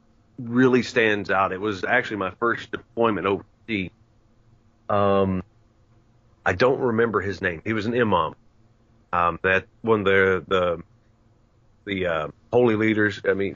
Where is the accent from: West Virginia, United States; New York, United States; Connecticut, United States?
West Virginia, United States; You know, because I was born and raised in West Virginia, coal fields of Mingo and Logan County, West Virginia, down where the Hatfields and McCoys ran about.